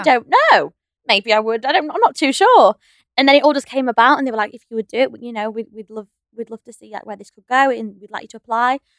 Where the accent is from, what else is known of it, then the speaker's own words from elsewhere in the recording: the north of England, United Kingdom; We're both from up north